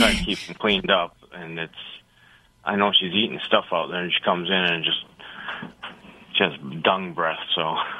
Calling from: New York, United States; New York. Yep.

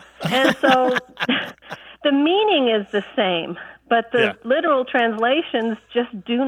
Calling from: Jacksonville, Florida, United States; I'm calling from Jacksonville, Florida.

